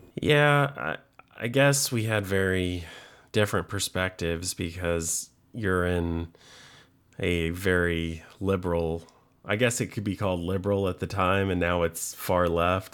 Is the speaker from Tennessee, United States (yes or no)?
yes; Chattanooga, Tennessee, United States; I'm from Chattanooga, Tennessee, like two hours northwest of Atlanta, Georgia.